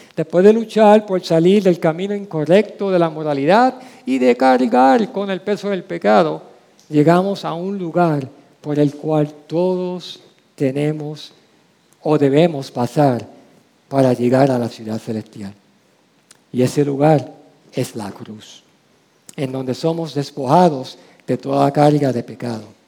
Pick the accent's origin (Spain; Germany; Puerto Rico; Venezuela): Puerto Rico; San Juan; la calle donde crecí, la calle Calma, en Villa Palmera, Santurce